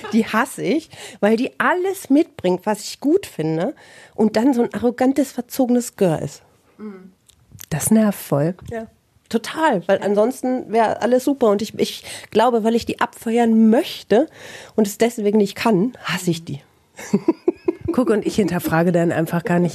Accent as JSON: {"language": "German", "town": "Bielefeld", "region": "North Rhine-Westphalia", "country": "Germany"}